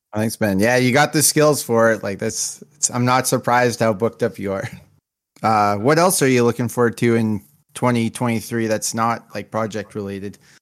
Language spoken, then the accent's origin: English; Canada; I'm Canadian